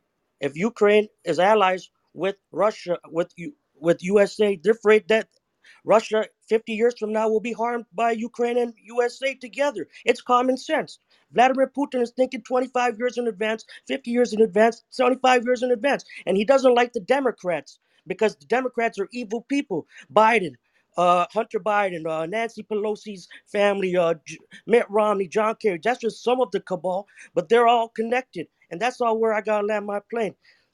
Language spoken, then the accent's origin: English; Canada; I'm Canadian.